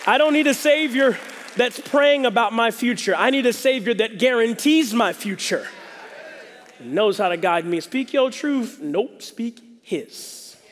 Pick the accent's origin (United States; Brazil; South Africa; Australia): United States; the South; I'm from the South.